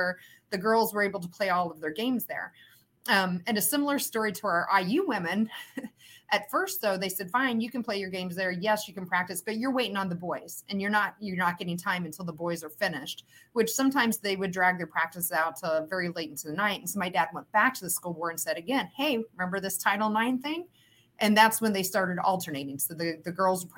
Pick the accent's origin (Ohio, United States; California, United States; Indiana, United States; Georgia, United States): Indiana, United States; Huntingburg; I grew up in Southern Indiana, in Huntingburg, Indiana, which is close to Jasper, way down in the southern toe, if you will, of Indiana